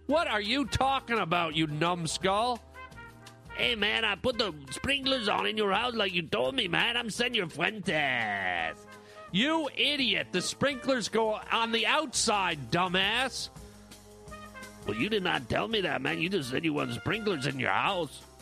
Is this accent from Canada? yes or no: yes; Canada; now in Los Angeles, United States; I grew up in Canada where gophers were, like, big